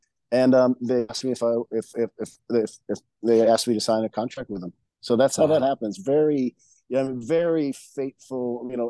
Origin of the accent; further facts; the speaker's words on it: Honolulu, Hawaii, United States; moved away as an adult; also born or lived in Austin, Texas; now in Chicago, United States; "Oh, what neighborhood? Oh, Hawaii Kai." I go, "Me too. What street? Makaueli." I was like, "I grew up in Makaueli Street."